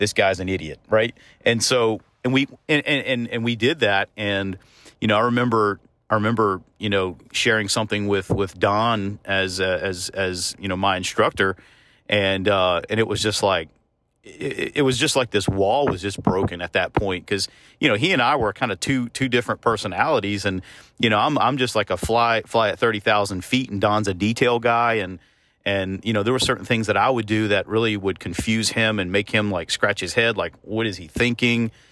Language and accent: English; the South, United States; moved away; also born or lived in Kentucky; part of growing up in the South is, is doing life as a family